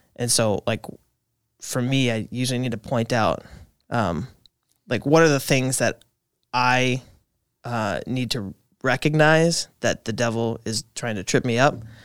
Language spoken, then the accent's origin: English; Appleton, Wisconsin, United States; born and raised in the Appleton kind of area.